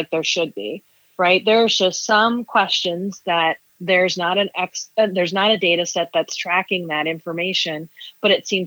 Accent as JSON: {"language": "English", "town": "Topeka", "region": "Kansas", "country": "United States", "tie": "born or raised there", "moved": "as an adult", "lives_now": "New York City, United States", "said": "my hometown of Topeka, Kansas"}